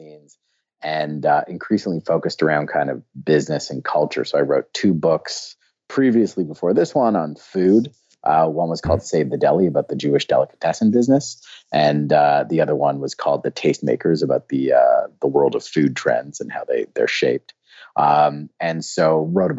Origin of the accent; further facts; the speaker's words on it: Canada; also born or lived in Argentina / Brazil; I'm from Canada